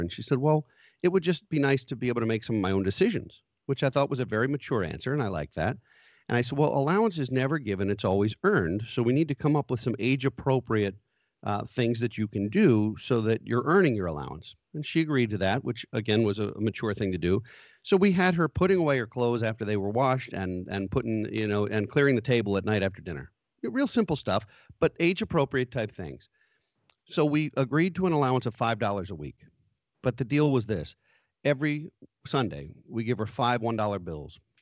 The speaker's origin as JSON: {"language": "English", "country": "United States", "said": "as American people"}